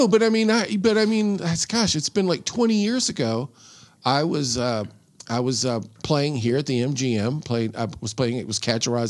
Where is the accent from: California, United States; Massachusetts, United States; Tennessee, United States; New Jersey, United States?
Tennessee, United States; Nashville; moved away; I'm from Tennessee. Nashville. Yeah, born and raised in Nashville.